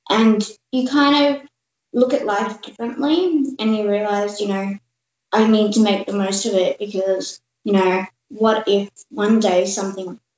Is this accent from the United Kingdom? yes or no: no; Australia; also born or lived in India / Canada; so I was born in India, grew up in Canada, and moved down to Australia when I was three.